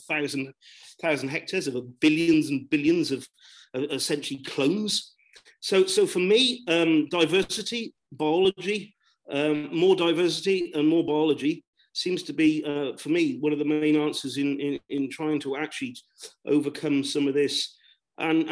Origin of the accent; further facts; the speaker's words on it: southwest of the UK, South West England, United Kingdom; accent: broad southwest; I am from the southwest of the UK and rather broad accent